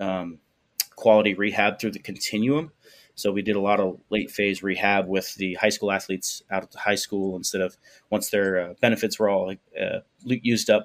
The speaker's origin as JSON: {"language": "English", "town": "Fort Myers", "region": "Florida", "country": "United States", "tie": "born or raised there", "moved": "yes", "said": "I was born and raised in Southwest Florida, Fort Myers."}